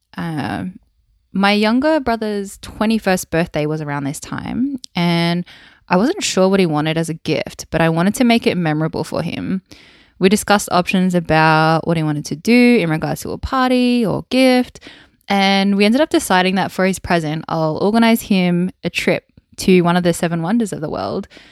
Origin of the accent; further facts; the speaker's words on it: Wollongong, New South Wales, Australia; accent: Australian; I was born and bred in Wollongong on the south coast of New South Wales in Australia